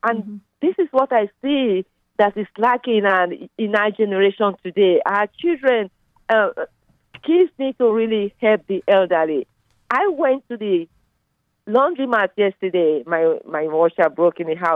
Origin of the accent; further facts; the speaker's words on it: Nigeria; now in Plano, United States; You can tell from my accent, I'm from Nigeria